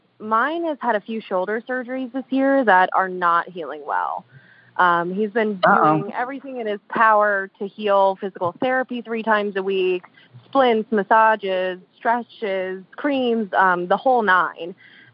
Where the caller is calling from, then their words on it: Apopka, Florida, United States; I am calling from Apopka, Florida.